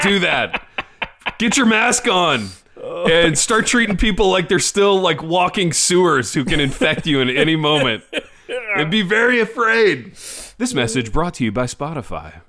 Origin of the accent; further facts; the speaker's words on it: United States; as an American